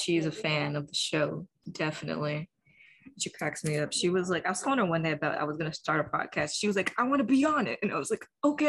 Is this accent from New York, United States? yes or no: no; Alabama, United States; Me? I'm from Alabama.